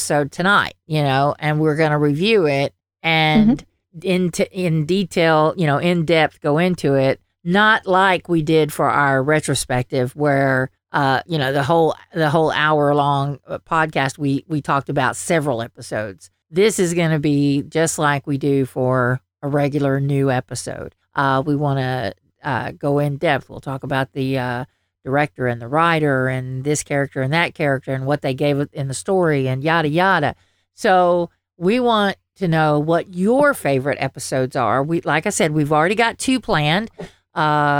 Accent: Southern, United States; accent: Southern; my Southern accent

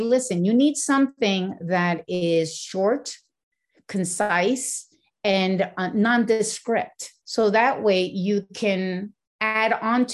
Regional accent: Puerto Rico; moved away as an adult; also born or lived in New York; they took us and raised us in Puerto Rico.

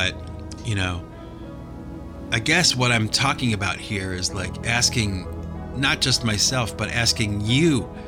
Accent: United States; I do live in America. I'm an American

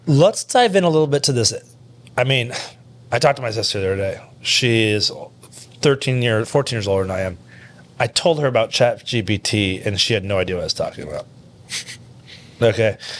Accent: Kearney, Nebraska, United States; I'm from Kearney.

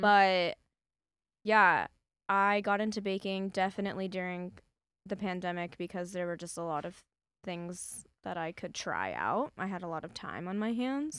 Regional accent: Las Vegas, Nevada, United States; also born or lived in Berkeley, California; I spent, like, four or five years of my life there before we moved to Las Vegas

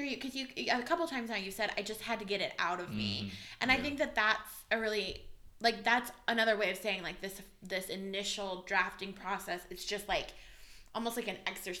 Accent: Midwest, United States; as a Midwesterner

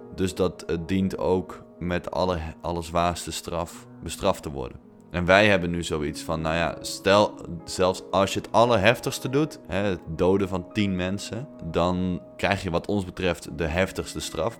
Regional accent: Netherlands; wij als Nederlanders

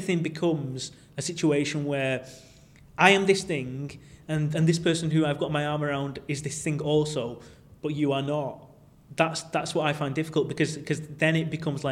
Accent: Manchester, North West England, United Kingdom; accent: Manc; The only reason I was born in Manchester is because that's where my parents settled

